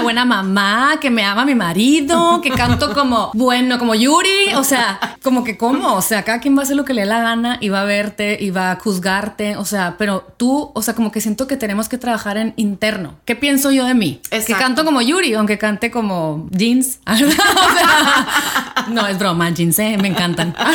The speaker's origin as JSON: {"language": "Spanish", "country": "Mexico", "said": "nosotros como latinas, como mexicanas"}